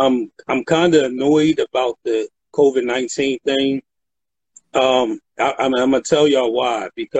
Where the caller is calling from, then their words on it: Philadelphia, Pennsylvania, United States; Philadelphia, Pennsylvania.